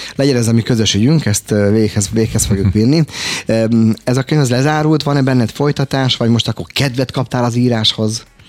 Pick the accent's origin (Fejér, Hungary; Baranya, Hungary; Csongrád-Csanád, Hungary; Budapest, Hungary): Budapest, Hungary; Én angyalföldi gyerek vagyok